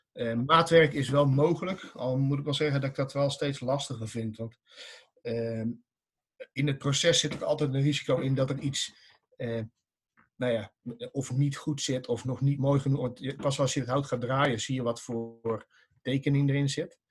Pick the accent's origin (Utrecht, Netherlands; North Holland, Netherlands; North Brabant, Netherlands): North Brabant, Netherlands; Dongen; ik kom uit Dongen